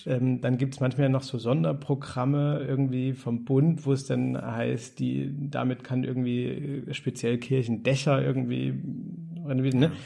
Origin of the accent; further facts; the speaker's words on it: East Germany, Germany; als Ossi wie du und ich